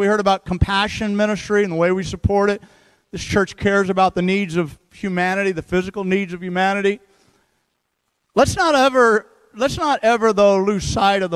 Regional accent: St. Louis, Missouri, United States; now in Seattle, United States; I grew up in St. Louis, by the way. I'm a Midwestern boy

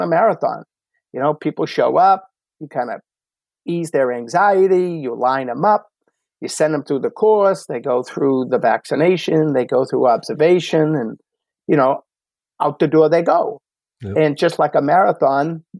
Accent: Medford, Massachusetts, United States; from Medford, Mass, my hometown

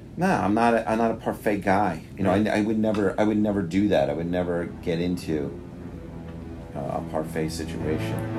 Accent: New York, United States; accent: New York; moved away; my New York accent comes out

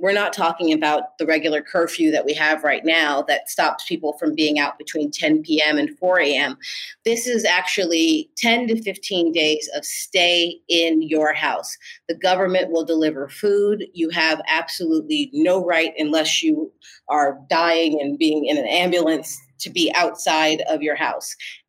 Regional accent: Washington, District of Columbia, United States; also born or lived in New York / New Orleans, Louisiana; So I am originally from the East Coast, Washington, D.C. and New York, but it would be hard for me to say that that's really home.

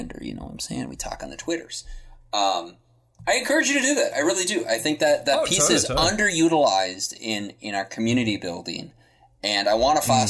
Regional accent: Germany; now in United States; I grew up in Germany

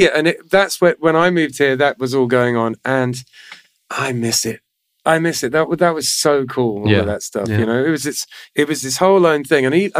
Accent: Manchester, North West England, United Kingdom; moved away as an adult; now in Florida, United States; I came all the way from Manchester

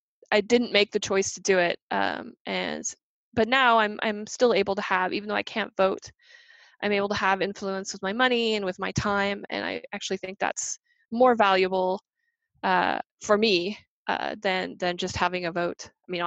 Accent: England, United Kingdom; born there; now in United States; I'm a British citizen. I was born in England, and I'm a permanent resident in the United States.

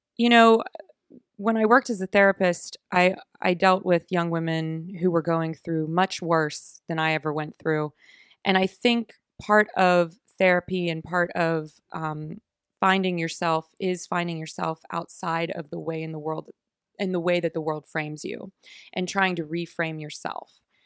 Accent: Oakmont, Pennsylvania, United States; also born or lived in Pittsburgh; I grew up in Oakmont, Pennsylvania, so a little suburb outside of Pittsburgh

